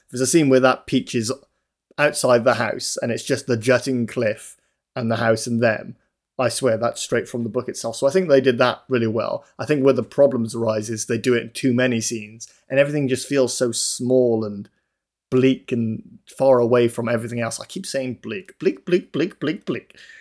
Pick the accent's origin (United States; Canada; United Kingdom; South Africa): United Kingdom; Newport, Wales; the streets in Newport, where I live